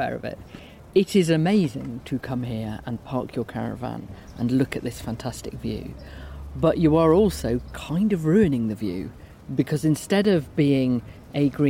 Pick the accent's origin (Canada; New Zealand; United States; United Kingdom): United Kingdom; Midlands; we came from the Midlands